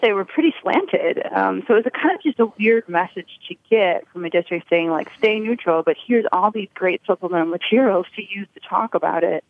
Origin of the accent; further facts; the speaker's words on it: Chicago, Illinois, United States; as a Chicagoan and as a Chicago teacher